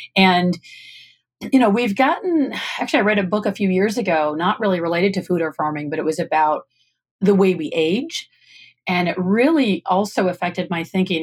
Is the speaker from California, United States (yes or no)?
no; Michigan, United States; moved away; I'm from Michigan originally